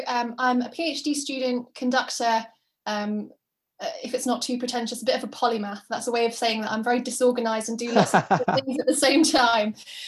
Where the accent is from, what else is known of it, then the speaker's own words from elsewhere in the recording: Hull, Yorkshire and the Humber, United Kingdom; moved away as an adult; also born or lived in London; now in County Durham, United Kingdom; I'm originally from Hull in East Yorkshire